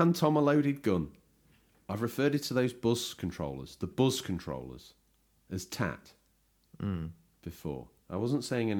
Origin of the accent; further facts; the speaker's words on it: East Midlands, United Kingdom; I am from Lincolnshire.